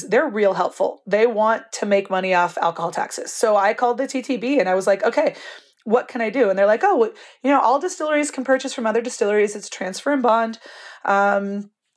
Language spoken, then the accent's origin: English; Napa, California, United States; now in Albuquerque, United States; I grew up in Napa and I wanted to be a winemaker